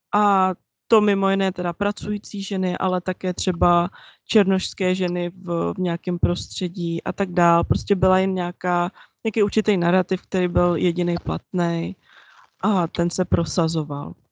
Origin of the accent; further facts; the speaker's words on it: Czechia; já jsem vyrostla v Česku